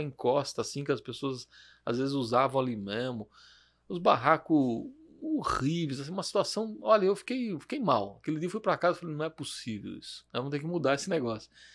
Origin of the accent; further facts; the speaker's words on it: Jundiaí, São Paulo, Brazil; eu nasci aqui em Jundiaí mesmo, no bairro do Vianello